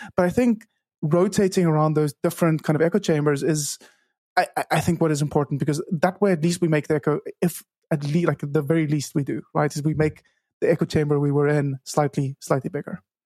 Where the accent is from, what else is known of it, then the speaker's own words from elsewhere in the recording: Cape Town, Western Cape, South Africa; first language Afrikaans; English is a second language; I grew up in Cape Town, South Africa, where I still live